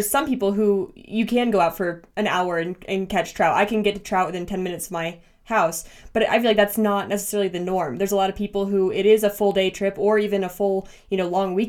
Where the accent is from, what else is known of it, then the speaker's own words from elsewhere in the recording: Pennsylvania, United States; moved away; growing up in Pennsylvania